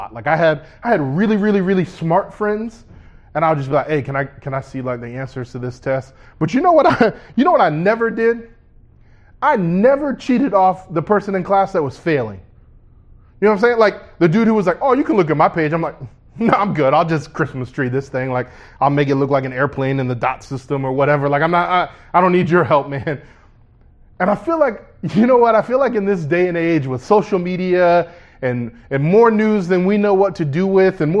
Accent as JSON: {"language": "English", "town": "Orlando", "region": "Florida", "country": "United States", "tie": "born or raised there", "said": "I was born right here in Orlando, Florida, at Orlando Regional Medical Center."}